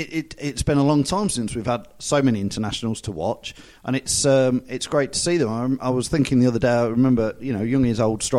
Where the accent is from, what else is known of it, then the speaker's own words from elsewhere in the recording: Leicester, East Midlands, United Kingdom; Because we're obviously from Leicester and from England